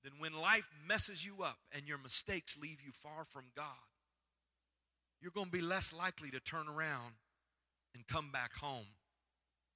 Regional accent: Iowa, United States; moved away; I grew up in Iowa where I've been to a pig farm

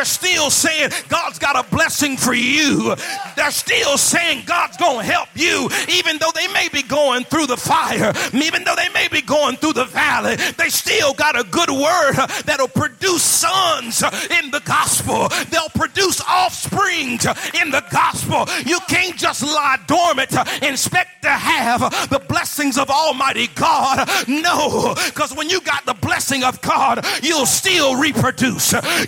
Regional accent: Midwest, United States; also born or lived in South; I'm from the Midwest and the South.

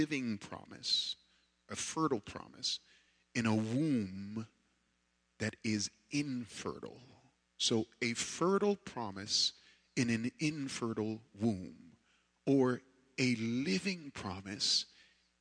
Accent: New York, United States; growing up in New York

